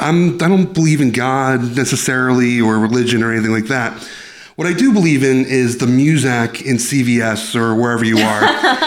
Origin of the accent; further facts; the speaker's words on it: Yonkers, New York, United States; I grew up in Yonkers.